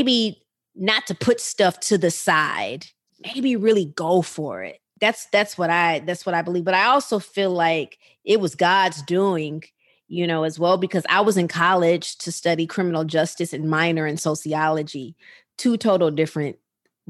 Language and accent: English; Rockford, Illinois, United States; that little girl in Rockford, Illinois, who grew up in church